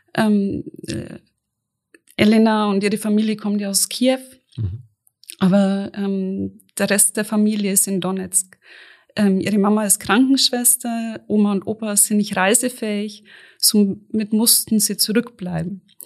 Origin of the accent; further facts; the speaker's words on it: near Auerbach, Bavaria, Germany; Ich bin in der Nähe groß geworden.